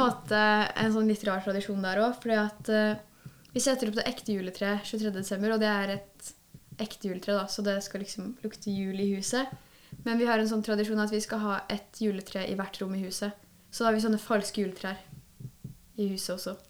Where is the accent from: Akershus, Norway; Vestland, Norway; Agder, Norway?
Akershus, Norway; Kløfta; Jeg er fra Kløfta, så jeg er herifra